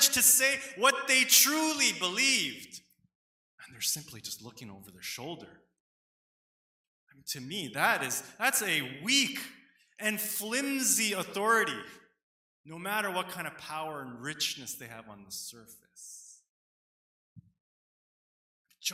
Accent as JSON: {"language": "English", "country": "Canada", "tie": "born or raised there", "said": "people like myself, second generation Korean Canadians growing up here"}